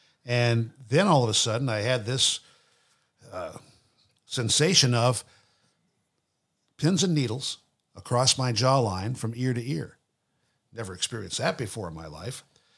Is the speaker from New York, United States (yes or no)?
no; Nashville, Tennessee, United States; And the doctor said, where are you from? I go, Nashville.